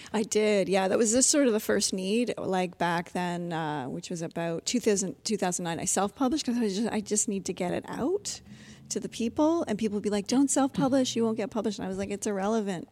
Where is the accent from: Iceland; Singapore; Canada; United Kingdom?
Canada; Ontario; I grew up in, I was raised in Ontario